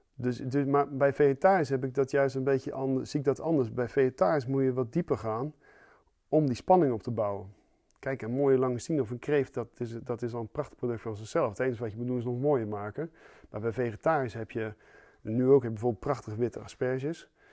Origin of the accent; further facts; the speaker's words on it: Zeeland, Netherlands; ik kom uit Zeeland